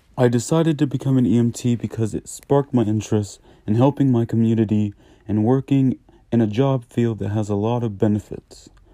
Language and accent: English; Newport News, Virginia, United States; I am from Newport News, Virginia